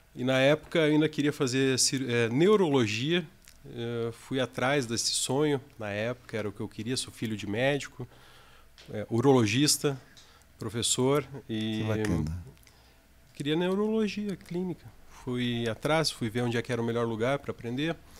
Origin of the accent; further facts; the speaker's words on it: Joinville, Santa Catarina, Brazil; moved away as an adult; also born or lived in Rio de Janeiro; now in Curitiba, Brazil; eu sou natural de Joinville, estou com 36 anos agora